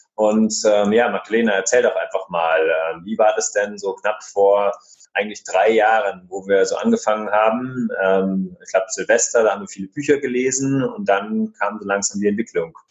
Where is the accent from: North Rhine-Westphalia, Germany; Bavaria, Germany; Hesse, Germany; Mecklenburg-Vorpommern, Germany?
Bavaria, Germany; area of Munich; wir kommen äh, ja aus der Gegend von München